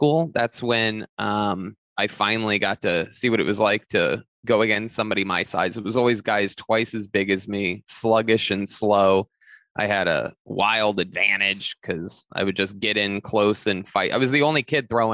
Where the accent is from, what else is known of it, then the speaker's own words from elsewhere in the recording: Youngstown, Ohio, United States; moved away; I grew up in Youngstown, Ohio